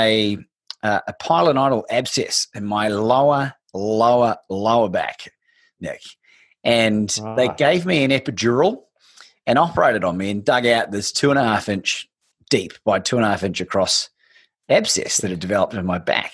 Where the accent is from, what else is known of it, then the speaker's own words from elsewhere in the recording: New Zealand; moved away as an adult; also born or lived in Bangkok, Thailand; I'm from New Zealand